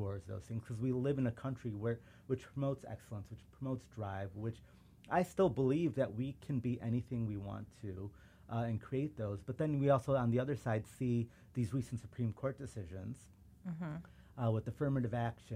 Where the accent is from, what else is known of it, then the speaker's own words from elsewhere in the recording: Chicago, Illinois, United States; first language Urdu; English is a second language; suburban Chicago